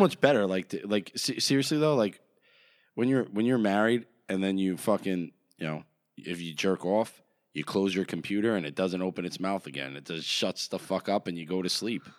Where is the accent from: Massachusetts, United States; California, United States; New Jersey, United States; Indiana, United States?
New Jersey, United States; we're from Jersey